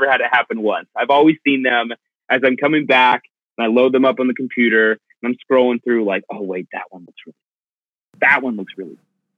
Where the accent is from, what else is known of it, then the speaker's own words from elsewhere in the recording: Cupertino, California, United States; born there; also born or lived in Oregon / Connecticut / Middle East; I was born in Cupertino, lived in Oregon for quite some time, Connecticut for a while. I lived in the Middle East for 2 years.